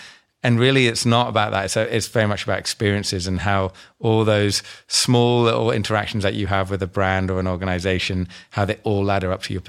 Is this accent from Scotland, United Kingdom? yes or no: yes; Scotland, United Kingdom; now in Australia; Came from the UK, from Scotland, and not that I sound Scottish, but I'm from Scotland, and moved over to Australia about 2001